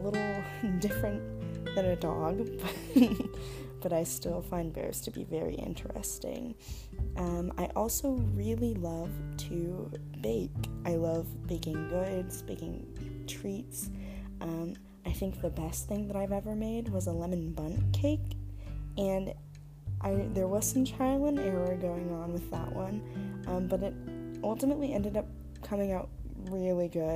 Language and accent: English; Long Beach, California, United States; now in San Diego, United States; I'm originally from Long Beach, California